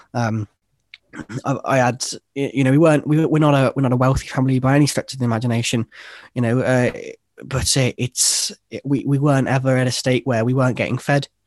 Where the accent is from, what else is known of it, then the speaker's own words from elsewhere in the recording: Worcester, West Midlands, United Kingdom; originally, I'm from a, a city, uh, in, in England called, called Worcester.